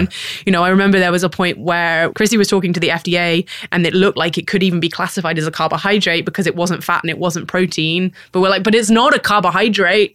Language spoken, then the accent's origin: English; United Kingdom; moved away as an adult; now in San Francisco, United States; a British person who grew up